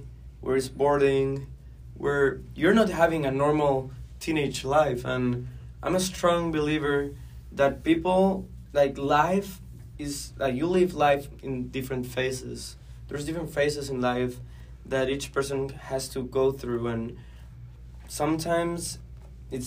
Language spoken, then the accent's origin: English; Guatemala; moved away as an adult; now in United States; I'm from Guatemala